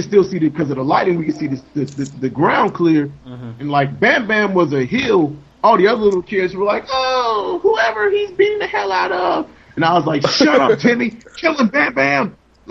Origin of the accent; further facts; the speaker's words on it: the South, United States; I'm from the South